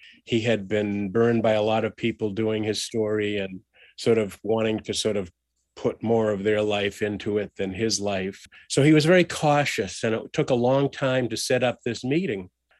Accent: Boston, Massachusetts, United States; I started to panic. I was from Boston. I didn't know the Georgia woods.

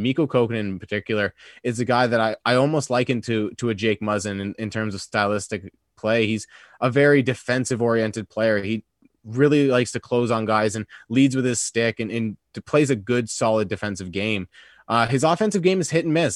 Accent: Canada; as a Canadian

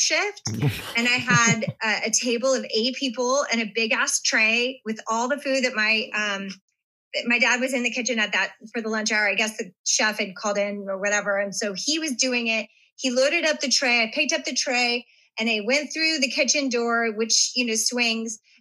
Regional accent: Las Vegas, Nevada, United States; I grew up in Vegas

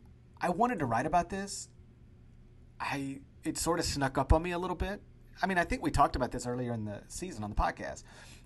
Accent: Memphis, Tennessee, United States; Like, I grew up in the Memphis area.

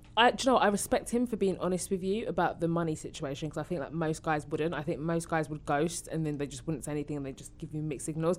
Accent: Essex, East of England, United Kingdom; I'm from Essex.

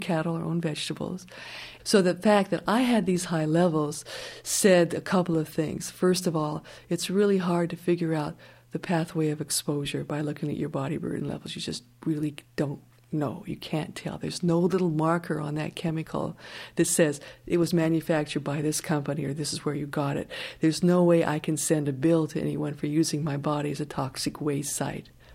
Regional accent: Colorado, United States; now in Bolinas, United States; I grew up in Colorado, in a high mountain town, far away from factories and industry and incinerators

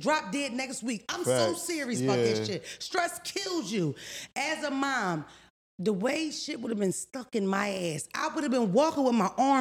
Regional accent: Philadelphia, Pennsylvania, United States; I'm from Philadelphia

